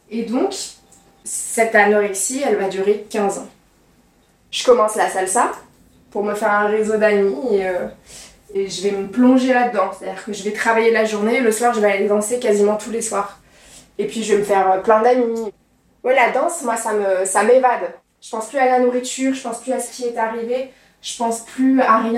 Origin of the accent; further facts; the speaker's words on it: Charbonnières-les-Bains, Auvergne-Rhône-Alpes, France; je viens de Lyon, un petit village à côté de Lyon qui s'appelle Charbonnières-les-Bains.